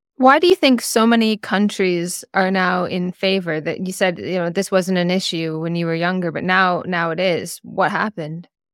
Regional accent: Canada; being a Canadian

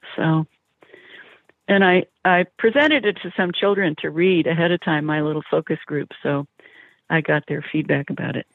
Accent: East Bay, California, United States; also born or lived in Pleasant Hill / San Francisco; I grew up in the East Bay

